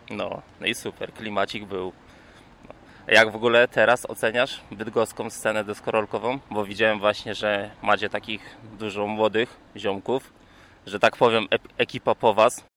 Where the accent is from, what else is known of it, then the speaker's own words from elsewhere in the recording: Toruń, Kuyavian-Pomeranian Voivodeship, Poland; u nas w Toruniu